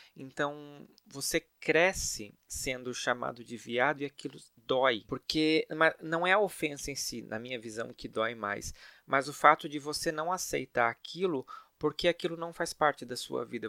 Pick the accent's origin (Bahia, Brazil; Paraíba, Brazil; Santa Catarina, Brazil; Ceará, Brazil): Santa Catarina, Brazil; Blumenau; now in São Paulo, Brazil; eu nasci em Blumenau, uma cidade de Santa Catarina que todo mundo conhece